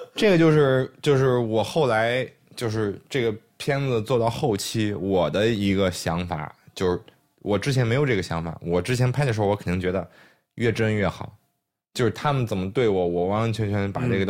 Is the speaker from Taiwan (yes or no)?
no; China; 我们在中国出生、中国长大